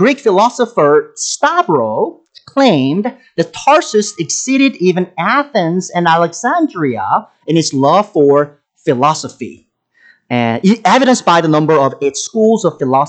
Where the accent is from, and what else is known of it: South Korea; English is a second language; moved away as an adult; now in United States